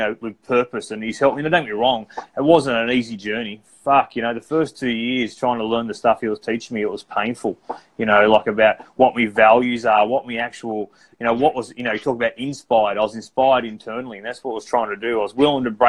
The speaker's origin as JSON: {"language": "English", "town": "Cobar", "region": "New South Wales", "country": "Australia", "said": "I come from Bourke Street, Cobar"}